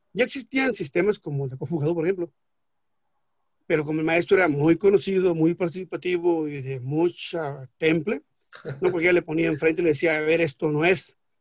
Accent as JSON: {"language": "Spanish", "country": "Mexico", "said": "soy mexicano, o sea, y estoy en territorio mexicano"}